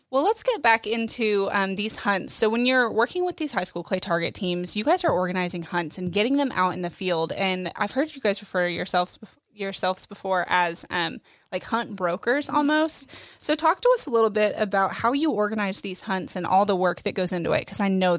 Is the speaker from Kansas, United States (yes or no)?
yes; Lawrence, Kansas, United States; I grew up in Lawrence, actually.